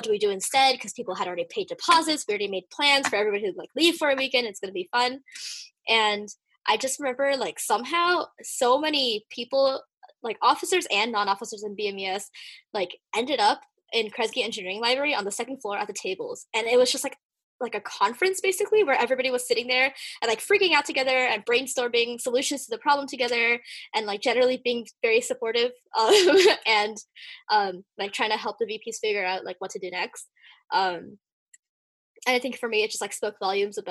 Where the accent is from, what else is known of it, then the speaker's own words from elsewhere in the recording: South Bay, Bay Area, California, United States; I grew up in South Bay, like south part of the Bay Area